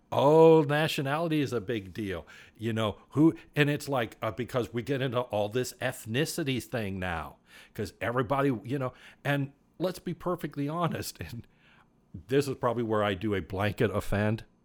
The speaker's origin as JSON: {"language": "English", "country": "United States", "tie": "born or raised there", "said": "I was born in the United States of America"}